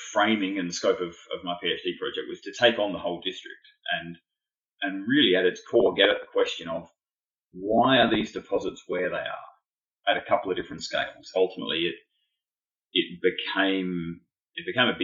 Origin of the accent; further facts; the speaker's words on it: Adelaide, South Australia, Australia; I grew up in Adelaide in South Australia.